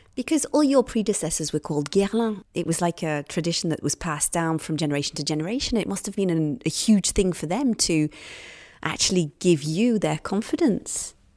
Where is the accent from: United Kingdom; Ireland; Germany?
United Kingdom; accent: British; I'm British, as you can hear by the accent.